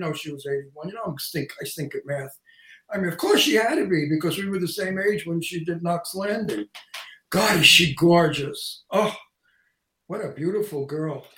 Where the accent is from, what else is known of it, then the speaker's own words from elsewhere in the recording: New York City, New York, United States; accent: Brooklyn; my antique Brooklyn accent